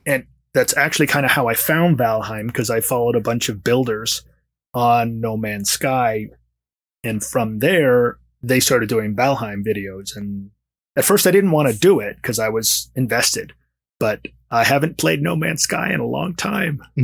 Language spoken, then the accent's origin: English; Washington, District of Columbia, United States; now in Los Angeles, United States; I'm originally from Washington, D C. I used to always say that's where I am from, but I've been in Los Angeles for significantly longer than I lived in D C.